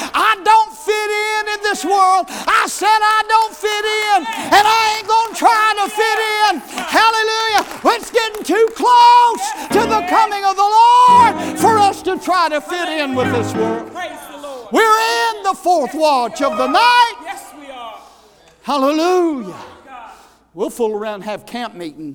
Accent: United States; I am an American

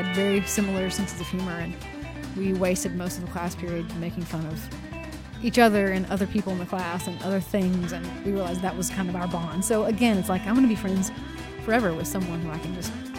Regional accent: Weatherford, Texas, United States; growing up in Weatherford, I find that is a lot of inspiration for my work.

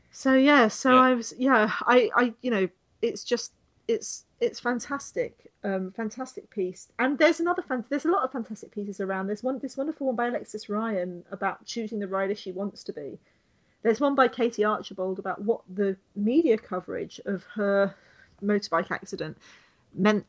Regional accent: United Kingdom; me being British

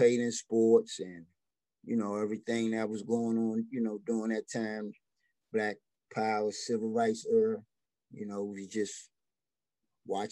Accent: Washington, District of Columbia, United States; I grew up in Washington, D.C., in the Northwest

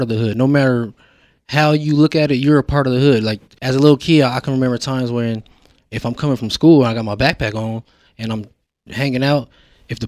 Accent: Denver, Colorado, United States; born and raised in Denver, Colorado

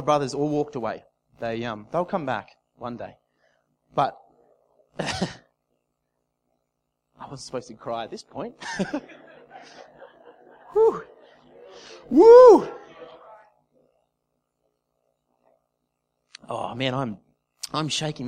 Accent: Casino, New South Wales, Australia; moved away as an adult; also born or lived in Gold Coast; my hometown in Casino down south in New South Wales. I left Casino when I was 18 to go to the Gold Coast

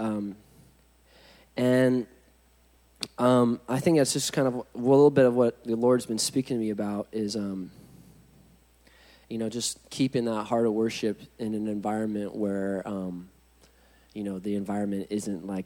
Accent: Huntington Beach, California, United States; I'm from Huntington Beach

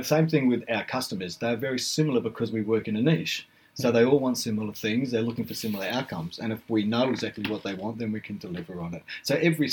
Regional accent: Blenheim, Marlborough, New Zealand; now in Australia; I'm actually a Kiwi. You know, I was born in Blenheim in New Zealand.

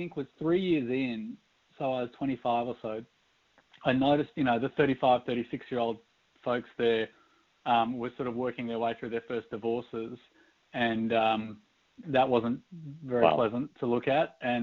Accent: Sydney, New South Wales, Australia; moved away as an adult; now in Portland, United States; I'm from Sydney, Australia, which is why I sound a little funny.

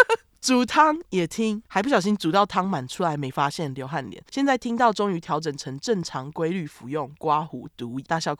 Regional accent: Tainan, Taiwan; 我是台南人，但是因为男友也是同校的学生，不用再当周末情侣，我的生活已经改善很多

